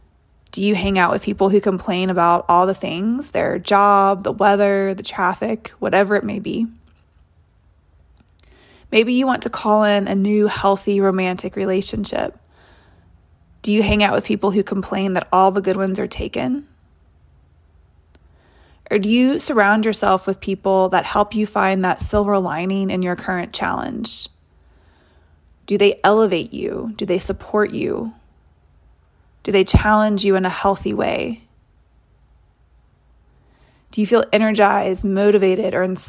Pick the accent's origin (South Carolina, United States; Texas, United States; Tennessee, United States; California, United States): Tennessee, United States; Nashville; also born or lived in Oxford, Mississippi; I'm from Nashville and went to school at Ole Miss, the University of Mississippi.